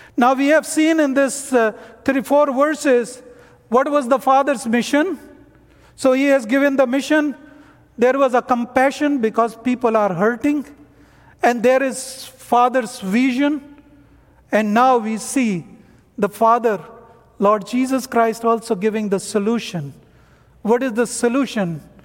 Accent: North India, India; English is a second language; moved away as an adult; I am from North India.

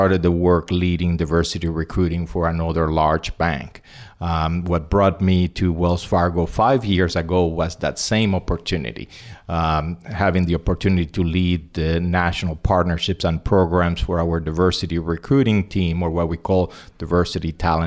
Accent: Puerto Rico; also born or lived in Cuba / Spain; I was born in Cuba, grew up in Spain and Puerto Rico, graduated from the University of Puerto Rico

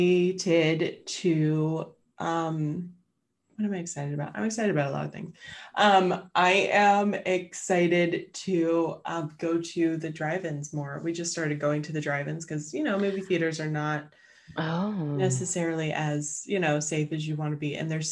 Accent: Pittsburgh area, Pennsylvania, United States; moved away as an adult; now in Pittsburgh, United States; my hometown, they are filming three movies or / Netflix series that are based in the 1940s because our main street has not changed.

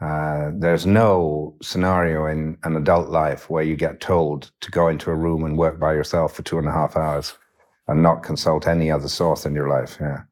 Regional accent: Yorkshire and the Humber, United Kingdom; born or raised there; also born or lived in west of Ireland

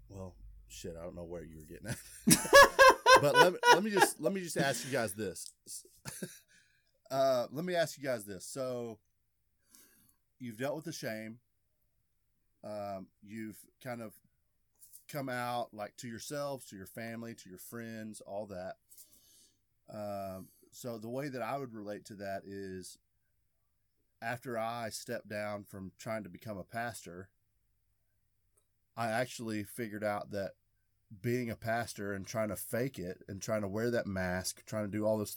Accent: Arkansas, United States; I'm in the South. I grew up in Arkansas.

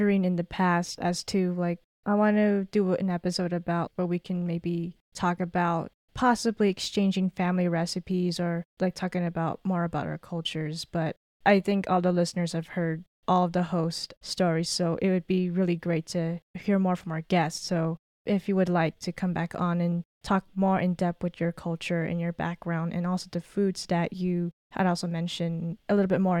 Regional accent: Los Angeles, California, United States; now in Las Vegas, United States; I'm not from Las Vegas originally, I'm from Los Angeles, and I have family there still

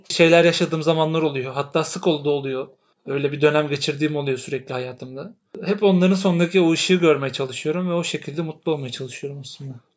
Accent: İzmir, Turkey; bir İzmirli olarak.

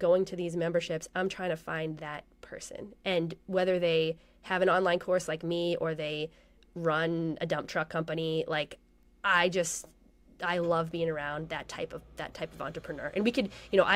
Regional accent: Massachusetts, United States; moved away; also born or lived in Colorado; I'm from Massachusetts

